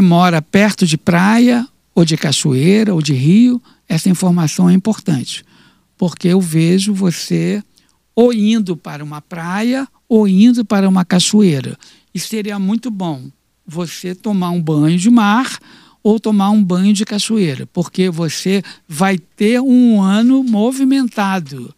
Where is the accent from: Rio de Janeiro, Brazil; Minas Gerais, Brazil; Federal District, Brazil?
Rio de Janeiro, Brazil; no Rio de Janeiro, que é a minha cidade natal